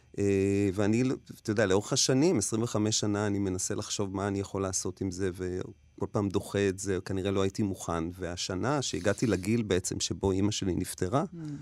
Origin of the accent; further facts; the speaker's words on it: Negba, Southern District, Israel; הייתי ילד חוץ בקיבוץ. גלתי בקיבוץ נגבה עם ילדי הקיבוץ